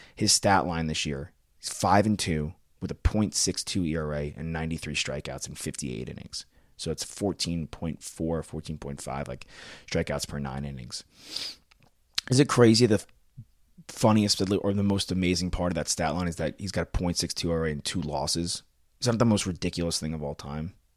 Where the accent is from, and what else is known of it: Long Island, New York, United States; born or raised there